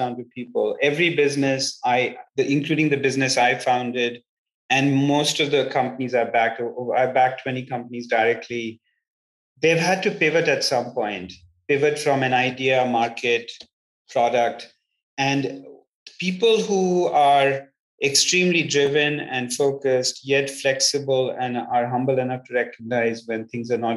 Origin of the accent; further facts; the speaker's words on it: India; moved away as an adult; also born or lived in England / United States; now in Palo Alto, United States; I was born in England, brought up in India, did my grad studies in the United States and have lived in three separate continents for significant periods of my life and time.